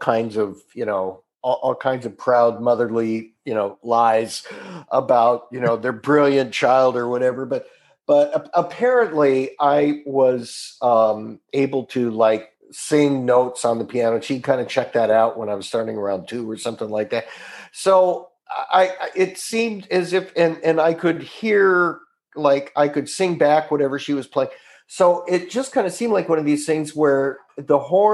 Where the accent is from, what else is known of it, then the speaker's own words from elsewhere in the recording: Orange County, Southern California, United States; also born or lived in Salem, Oregon; I grew up in Southern California